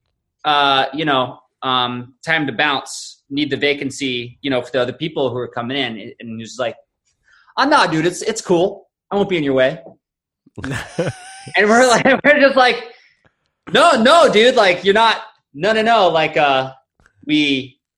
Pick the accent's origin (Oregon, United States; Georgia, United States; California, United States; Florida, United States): Florida, United States; I grew up in Florida